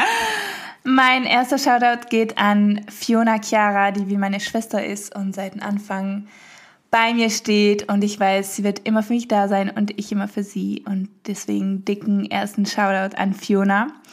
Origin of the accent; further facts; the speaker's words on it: France; also born or lived in Hamburg, Germany / Berlin, Germany; now in Germany; meine Mama ist deutsch, mein Papa ist Holländer und ich bin in Frankreich groß geworden